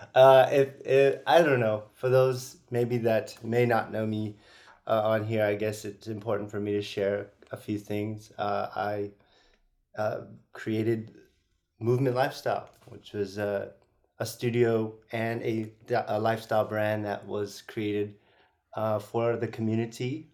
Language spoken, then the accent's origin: English; San Francisco, California, United States; I'm originally from the Bay Area, San Francisco